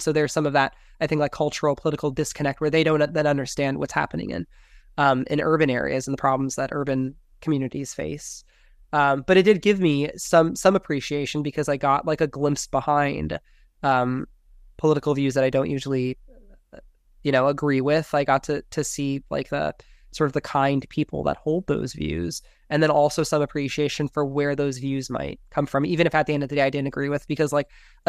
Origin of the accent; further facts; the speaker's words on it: Salt Lake City, Utah, United States; also born or lived in Miami; growing up in Salt Lake City, there is the Founders Day parade. Growing up in Miami, we didn't have parades.